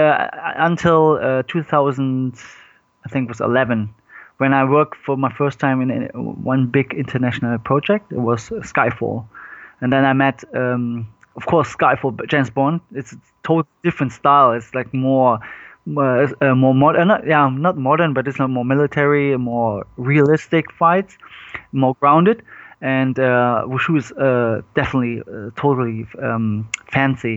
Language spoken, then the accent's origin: English; Cologne, North Rhine-Westphalia, Germany; I was born in Germany, but my parents moved when they was like 18, they moved to Germany. And I was born and raised in Germany.